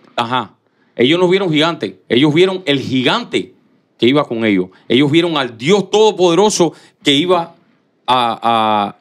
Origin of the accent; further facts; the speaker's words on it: Cuba; moved away as an adult; yo nací en Cuba, hasta los 17 años estuve en Cuba.